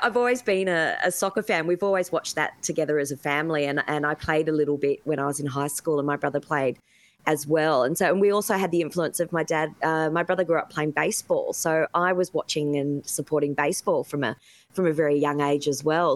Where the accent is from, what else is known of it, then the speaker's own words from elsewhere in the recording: Sydney, New South Wales, Australia; I grew up in the in the Hills district